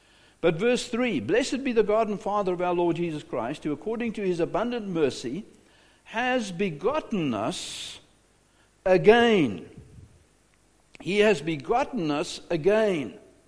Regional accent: South Africa; moved away as an adult; now in United States; not American. My culture is not American. I am a South African. I will never be an American.

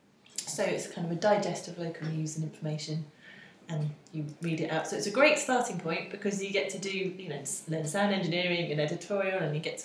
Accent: South Norfolk, East of England, United Kingdom; I grew up in South Norfolk

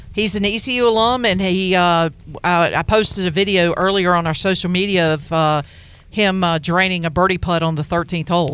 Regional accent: Farmville, North Carolina, United States; born or raised there

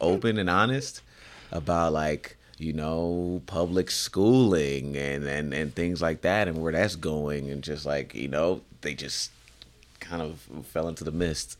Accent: Illinois, United States; I grew up in Illinois

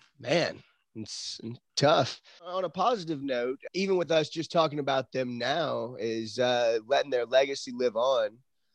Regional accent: Texas, United States; Come from Texas, a.k.a. Hell.

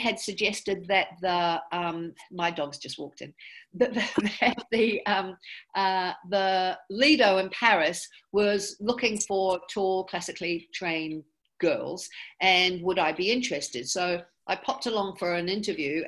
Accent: Auckland, New Zealand; moved away; I grew up in Auckland, New Zealand. We came over to New Zealand when I was 5

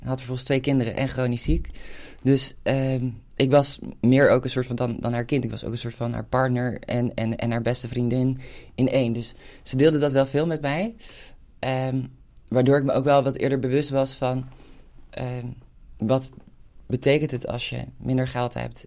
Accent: Hilversum, North Holland, Netherlands; ik kom uit een wijk die is in de jaren 60 gebouwd, uh, in Kerkenlanden

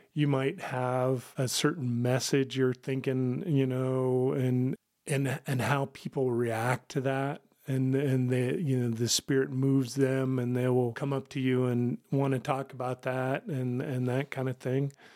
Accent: Kansas, United States; moved away as an adult; now in Rapid City, South Dakota, United States; I was originally from Kansas, joined the military, uh, right out of college

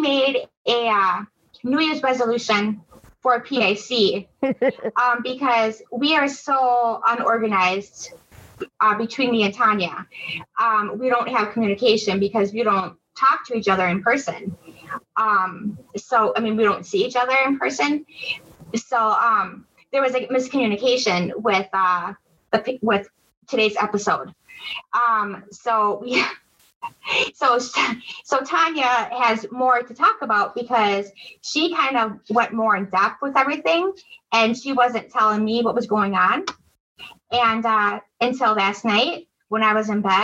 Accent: Milwaukee, Wisconsin, United States; I'm from Wisconsin, Milwaukee, Wisconsin

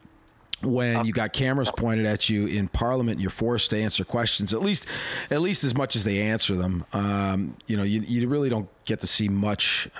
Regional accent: Canada; as a Canadian

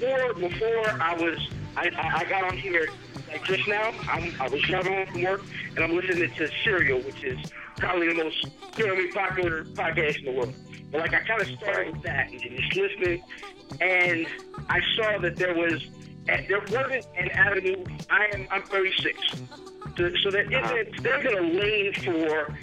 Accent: Severn, Maryland, United States; I'm from Severn, Maryland, which is almost smack dab in the middle of D.C. and Baltimore

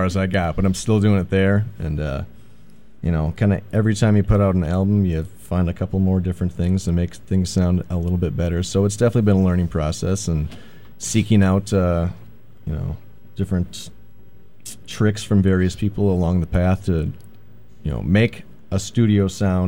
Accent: New London, Wisconsin, United States; I got a buddy from my hometown in New London, Wisconsin

